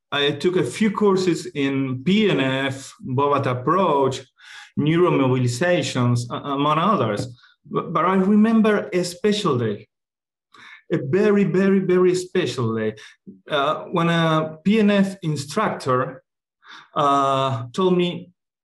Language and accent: English; Buenos Aires, Argentina; I was born in Argentina and raised in Buenos Aires.